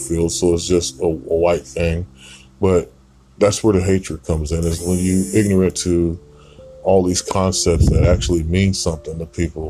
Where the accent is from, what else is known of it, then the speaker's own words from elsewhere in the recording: Portland, Oregon, United States; I was born here in Portland.